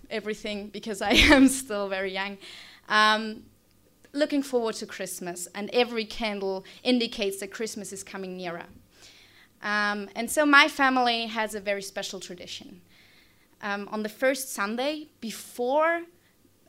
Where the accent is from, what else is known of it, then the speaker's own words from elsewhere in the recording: Austria; now in Australia; I'm from Austria, which is a very small German-speaking country south of Germany in Europe